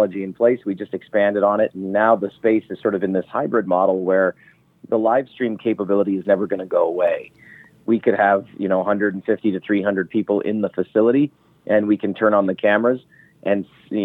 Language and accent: English; Ontario, Canada; now in Las Vegas, United States; I am from Canada. So my mom and dad are still based up in Northern Ontario